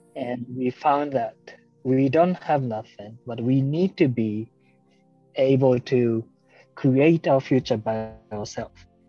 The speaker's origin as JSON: {"language": "English", "country": "Japan", "also_born_or_lived": "Vietnam", "second_language": "English", "said": "we Japanese, sometimes we are too punctual"}